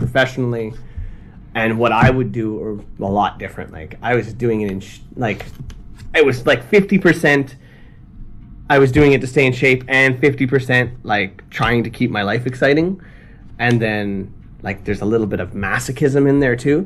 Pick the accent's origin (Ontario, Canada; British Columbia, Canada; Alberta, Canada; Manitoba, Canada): Ontario, Canada; Ottawa; moved away as an adult; also born or lived in China; now in Tokyo, Japan; I'm from Canada. I'm from Ottawa, Canada